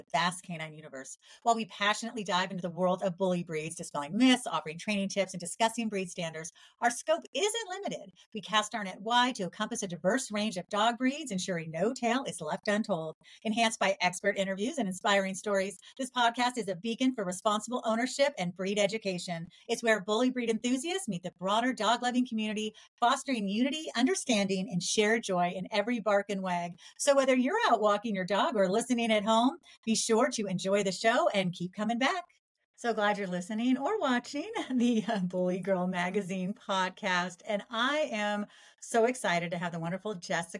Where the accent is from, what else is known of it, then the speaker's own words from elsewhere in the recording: San Jose, California, United States; I grew up in San Jose.